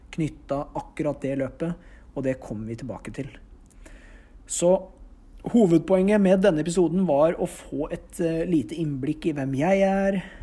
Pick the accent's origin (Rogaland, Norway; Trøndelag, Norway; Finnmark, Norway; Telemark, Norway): Telemark, Norway; Notodden; jeg kommer fra Notodden og bor der nå